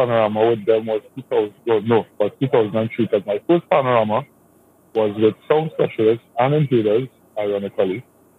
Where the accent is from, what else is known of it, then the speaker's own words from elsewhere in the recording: Laventille, Trinidad & Tobago; I'm from Laventille. I grew up in a shop which was run by my dad.